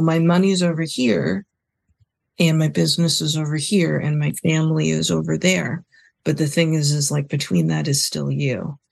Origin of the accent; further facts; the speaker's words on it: Canada; also born or lived in Vancouver; we're from Canada and I think we're both children of immigrants